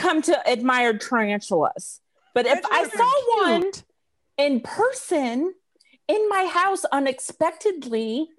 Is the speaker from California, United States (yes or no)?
no; Missouri, United States; And I grew up in Missouri with those brown recluses